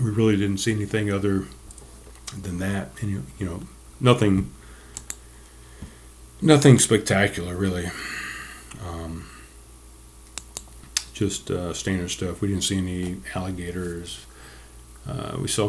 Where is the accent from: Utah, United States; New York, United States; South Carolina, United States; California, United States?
South Carolina, United States; North Charleston; when I was growing up in Pepper Hill, there off of Astley Phosphate Road